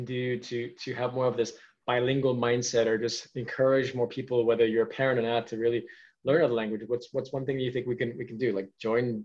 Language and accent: English; New York, United States; I was born and raised in New York